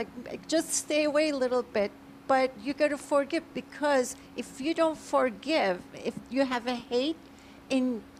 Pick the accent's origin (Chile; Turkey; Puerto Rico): Turkey; now in United States; I was born originally in Turkey.